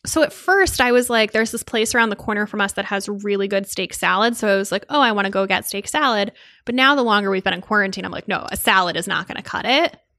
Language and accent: English; outside of New Haven, Connecticut, United States; I grew up outside of New Haven